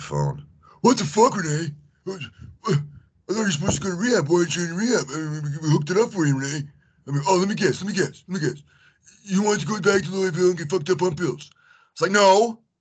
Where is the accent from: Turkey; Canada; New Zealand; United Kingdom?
Canada; also born or lived in Houston, Texas / Japan; I'm from Canada.